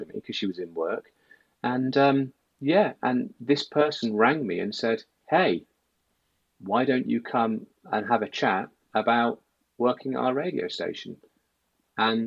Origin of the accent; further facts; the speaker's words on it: Sheffield, Yorkshire and the Humber, United Kingdom; moved away as an adult; also born or lived in Manchester; I'm originally from the north, grew up in Sheffield